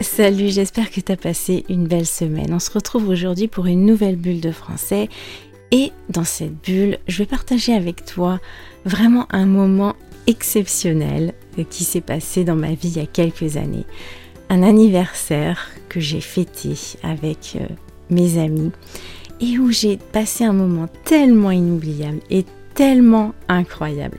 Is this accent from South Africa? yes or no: no; France; also born or lived in Brittany; je suis française